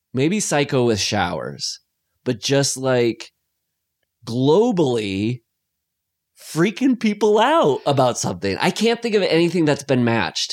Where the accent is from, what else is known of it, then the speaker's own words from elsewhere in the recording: Iowa, United States; I grew up in Iowa, so it's all lakes and ponds and stuff